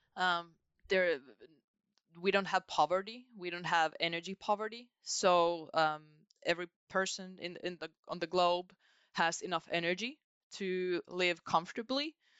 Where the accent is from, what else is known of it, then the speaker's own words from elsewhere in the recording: Joensuu, North Karelia, Finland; in Joensuu, my hometown where I live